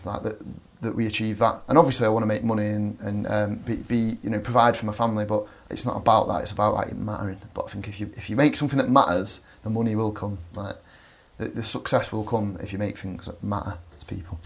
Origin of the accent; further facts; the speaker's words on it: Manchester, North West England, United Kingdom; Manchester, which is mint.